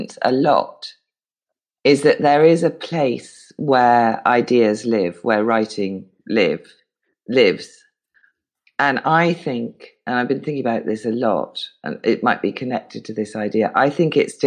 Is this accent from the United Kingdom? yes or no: yes; United Kingdom; I'm British and brought up not to pay myself compliments